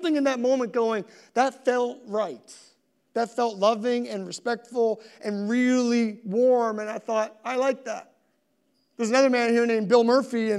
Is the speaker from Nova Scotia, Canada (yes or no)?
yes; Halifax, Nova Scotia, Canada; also born or lived in Sackville, Nova Scotia; I grew up in Spryfield